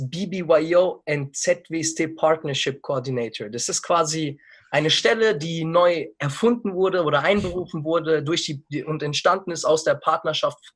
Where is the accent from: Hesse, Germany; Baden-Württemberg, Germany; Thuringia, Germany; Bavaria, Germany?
Hesse, Germany; Frankfurt; ich bin in Frankfurt geboren und bin 22 Jahre alt, habe hier mein ganzes Leben verbracht, bis ich dann mein Abi bekommen habe.